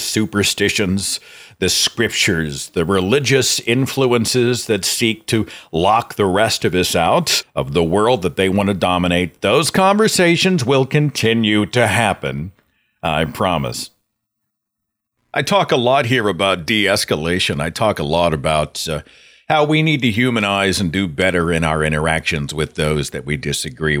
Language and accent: English; Tulsa, Oklahoma, United States; my hometown of Tulsa